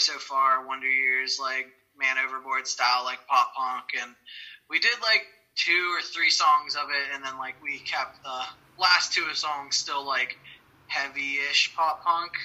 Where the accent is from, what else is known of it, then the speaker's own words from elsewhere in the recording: Ohio, United States; I'm the only one from Ohio